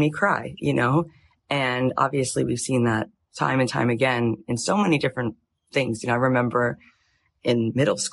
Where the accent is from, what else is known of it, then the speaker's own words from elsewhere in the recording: Florida, United States; moved away as an adult; also born or lived in Jerusalem / Tallahassee, Florida; now in Los Angeles, United States; I grew up in Florida till I was 20